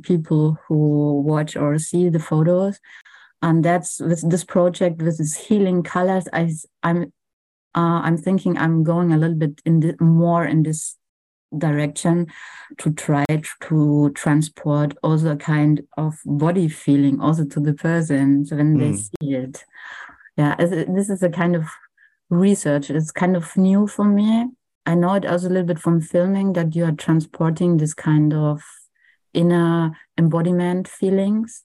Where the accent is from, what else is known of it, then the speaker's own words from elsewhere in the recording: Franconia, Bavaria, Germany; now in Berlin, Germany; I grew up in Bavaria, in the north part. It's called Franconia.